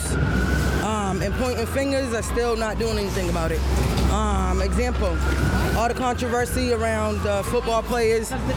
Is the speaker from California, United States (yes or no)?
no; Boston, Massachusetts, United States; I'm from Boston, Mass